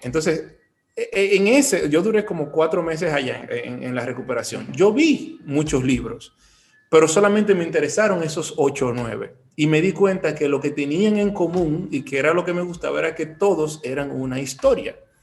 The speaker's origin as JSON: {"language": "Spanish", "town": "Bonao", "region": "Monseñor Nouel", "country": "Dominican Republic", "moved": "yes", "lives_now": "Santiago, Dominican Republic", "said": "En Bonao, yo vengo de Bonao, yo soy de Bonao"}